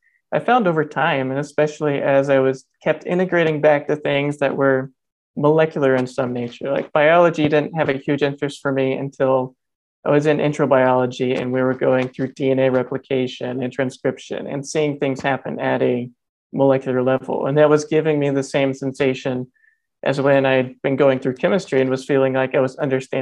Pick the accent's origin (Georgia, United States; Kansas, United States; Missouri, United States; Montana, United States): Georgia, United States; Northeast; I grew up in Northeast Georgia, a family of eight kids on a family farm